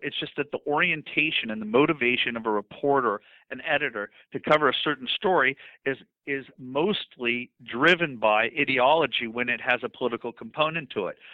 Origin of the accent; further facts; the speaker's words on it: Los Angeles, California, United States; I came from Brentwood, one of the nicest parts of Los Angeles